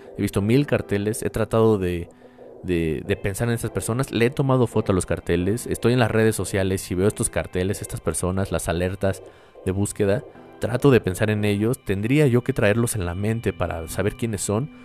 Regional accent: Mexico; mi país

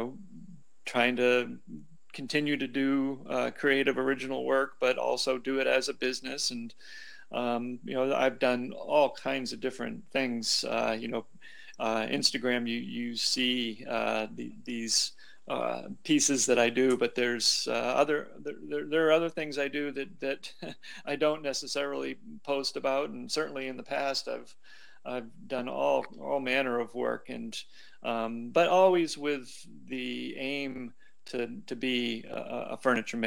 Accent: New England, United States; moved away; also born or lived in Seattle, Washington / California / Southern Vermont; I grew up in New England

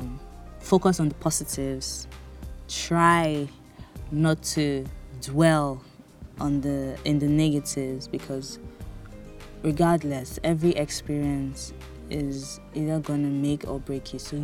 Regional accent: Bonny, Rivers State, Nigeria; moved away as an adult; So I grew up in Bonny, a small town where everywhere was trekkable

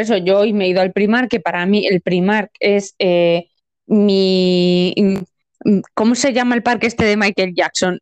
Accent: Spain

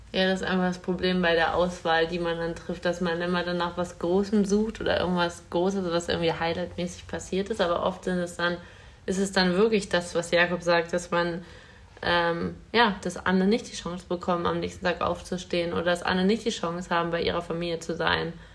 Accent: Hanover, Lower Saxony, Germany; bei uns in Hannover

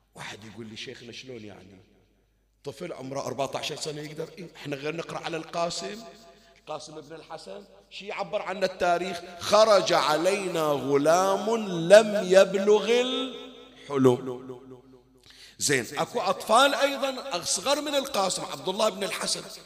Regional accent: Bahrain; كان عندنا بالبحرين

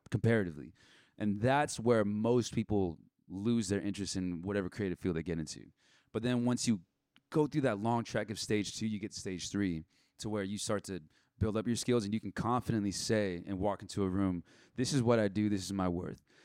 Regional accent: Rancho Santa Margarita, California, United States; I grew up in Rancho Santa Margarita

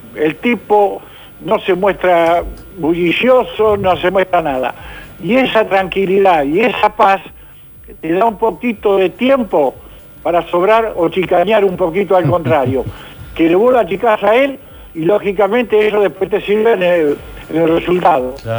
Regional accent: Argentina; como argentino

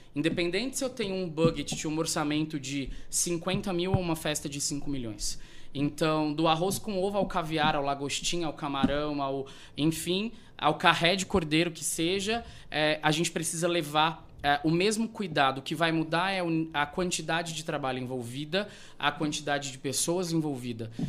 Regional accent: Rondonópolis, Mato Grosso, Brazil; Eu sou de Rondonópolis, a minha família é daqui. Uhum. Eu fui nascido, criado, me fiz a minha primeira faculdade aqui

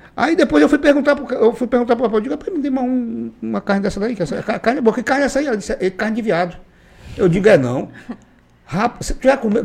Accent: Acre, Brazil; eu sou acriano

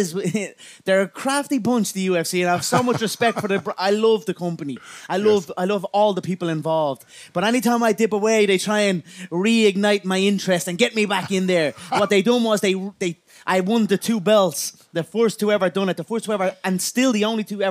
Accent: Ireland; I am an Irish animal, a proper Irish animal

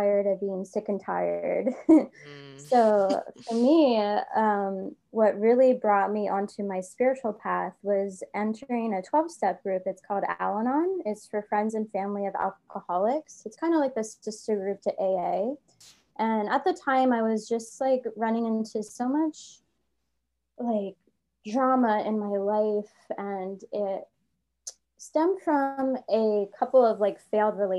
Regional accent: Easton, Pennsylvania, United States; moved away as an adult; also born or lived in Philadelphia, Pennsylvania; my hometown of Easton, Pennsylvania, but at the time I was living in Philadelphia

